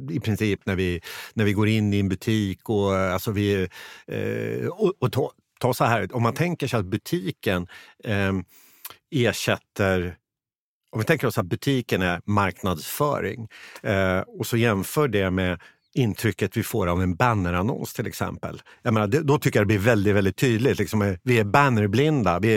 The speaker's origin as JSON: {"language": "Swedish", "town": "Motala", "region": "Östergötland", "country": "Sweden", "said": "Jag själv är från eh, Motala och när jag, är hemma i Motala och tittar liksom hur det ser ut, det är ganska mycket tomma eh, butiker"}